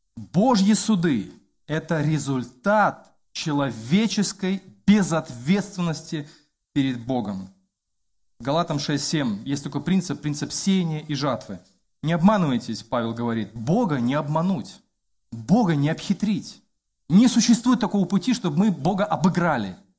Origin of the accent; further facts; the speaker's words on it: Belarus; я как белорус